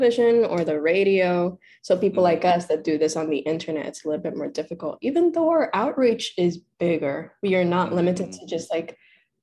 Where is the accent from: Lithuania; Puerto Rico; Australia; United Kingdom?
Puerto Rico; I grew up in Puerto Rico, so I vivi in Puerto Rico, but I went to an English school